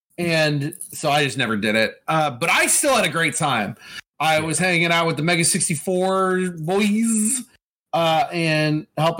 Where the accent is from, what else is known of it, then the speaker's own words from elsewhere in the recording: El Cajon, California, United States; I'm from El Cajon, California